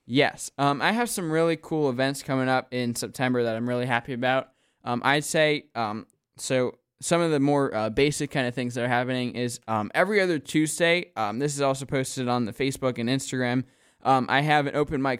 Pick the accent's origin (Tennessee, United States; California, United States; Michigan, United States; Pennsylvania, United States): Pennsylvania, United States; Wyomissing; I'm kinda from the Philly area